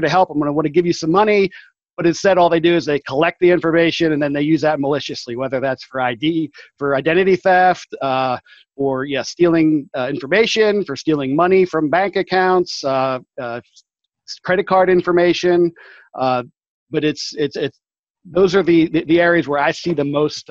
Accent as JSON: {"language": "English", "town": "Saxonburg", "region": "Pennsylvania", "country": "United States", "tie": "born or raised there", "said": "I returned to my hometown of Saxonburg, which is located north of Pittsburgh"}